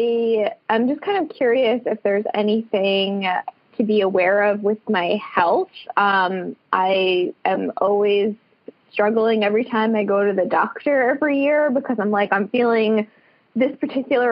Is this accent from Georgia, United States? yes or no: no; New York, United States; I'm from New York. I'm in New York